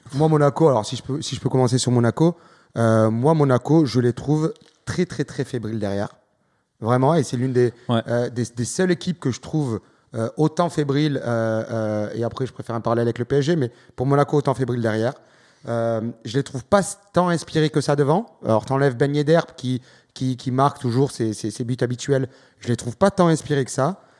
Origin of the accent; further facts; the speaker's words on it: France; Je suis français